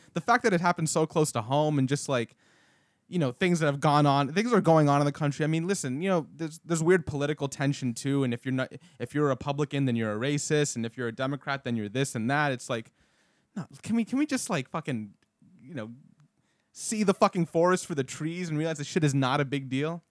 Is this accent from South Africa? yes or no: no; Canada; now in Florida, United States; I'm from Canada